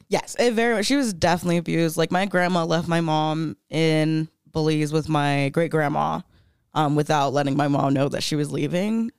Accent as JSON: {"language": "English", "region": "Florida", "country": "United States", "tie": "born or raised there", "moved": "yes", "lives_now": "Denver, United States", "said": "I grew up in Florida, I grew up super religious"}